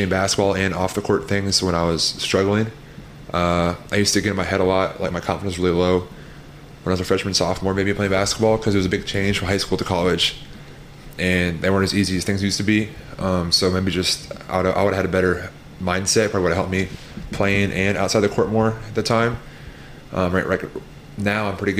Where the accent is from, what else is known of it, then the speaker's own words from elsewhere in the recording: Colorado, United States; moved away as an adult; also born or lived in Hawaii; now in Missouri, United States; I've been in Colorado my whole life